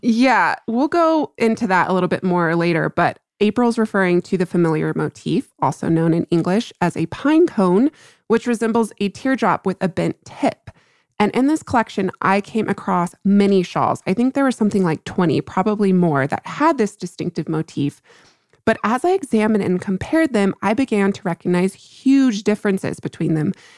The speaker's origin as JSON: {"language": "English", "region": "New Mexico", "country": "United States", "tie": "born or raised there", "said": "my home state of New Mexico"}